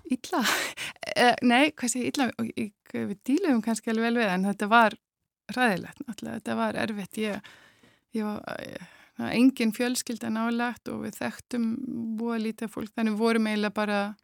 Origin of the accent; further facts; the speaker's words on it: Iceland; moved away as an adult; also born or lived in Germany; now in Spain; við aðlæst upp á Íslandi